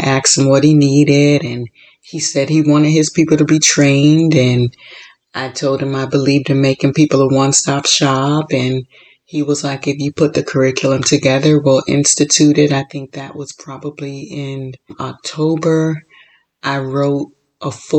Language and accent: English; Florida, United States; also born or lived in Chicago; now in California, United States; I was born and raised in Florida, lived in Chicago, and moved to California.